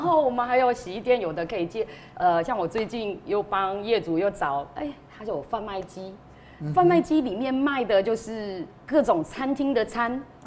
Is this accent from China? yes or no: no; Taiwan; 我们台湾人